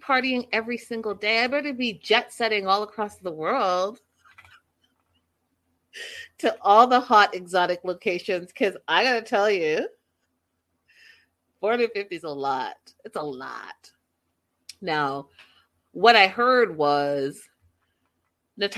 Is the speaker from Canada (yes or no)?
yes; Canada; I'm Canadian